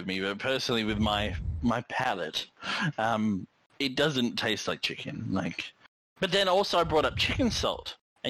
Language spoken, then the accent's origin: English; Australia; as an Australian